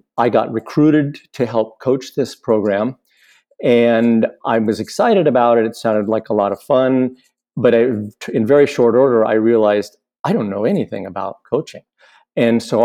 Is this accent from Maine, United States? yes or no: no; Boulder, Colorado, United States; moved away as an adult; also born or lived in Washington State; now in Washington, United States; I grew up in Boulder, and left Boulder in about 1980, I think 85 or six. I live now in Washington State